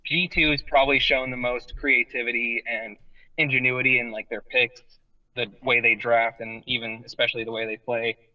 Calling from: Spokane, Washington, United States; Well, I'm actually calling from uh, Spokane, Washington, right now.

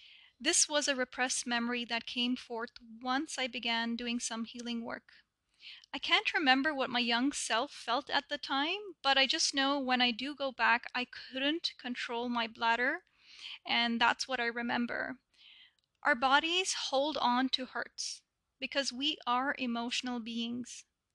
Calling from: Toronto, Ontario, Canada; I'm reaching you from Toronto, Canada.

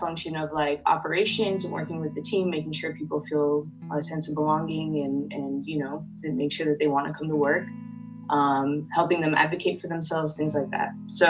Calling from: Oakland, California, United States; I am tuning in from Ohlone land, which is colonially known as Oakland, California.

